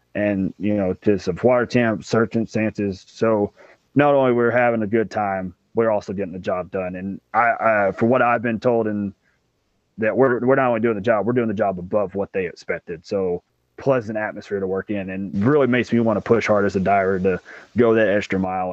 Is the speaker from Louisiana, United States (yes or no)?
no; right outside Memphis, Tennessee, Mississippi, United States; also born or lived in New Jersey; I'm originally from Mississippi, right outside Memphis, Tennessee. Um, I was born here, raised here